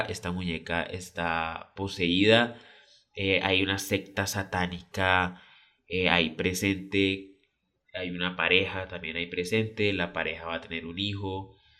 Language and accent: Spanish; Colombia; yo soy colombiano